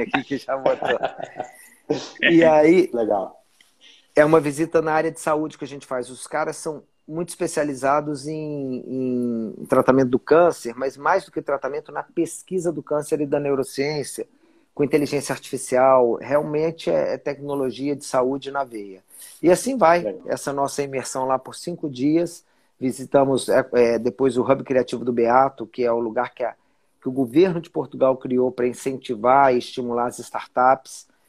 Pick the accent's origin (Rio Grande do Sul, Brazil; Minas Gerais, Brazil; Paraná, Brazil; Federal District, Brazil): Federal District, Brazil; Brasília; moved away as an adult; also born or lived in São Paulo / Rio de Janeiro; Sou brasiliense, nasci em Brasília em 1973. Então, Olha então eu sou brasiliense cara. mesmo, nascido e criado.